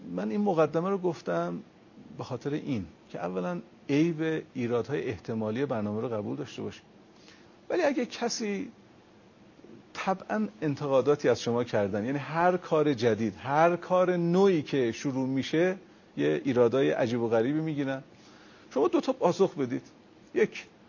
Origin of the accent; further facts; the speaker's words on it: Iran